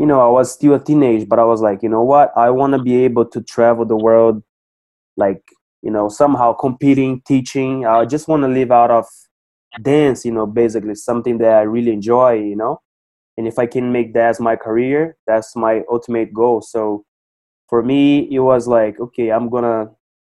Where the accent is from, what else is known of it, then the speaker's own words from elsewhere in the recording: Cascavel, Paraná, Brazil; I started here in my hometown in Cascavel, Paraná, Brazil